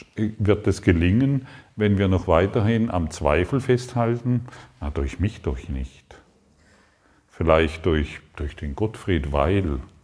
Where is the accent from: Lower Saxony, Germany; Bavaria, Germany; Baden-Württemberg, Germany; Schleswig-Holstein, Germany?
Baden-Württemberg, Germany; Allensbach; Aufgewachsen in Allensbach am Bodensee, fünf Kühe, zehn Schwe drei Schweine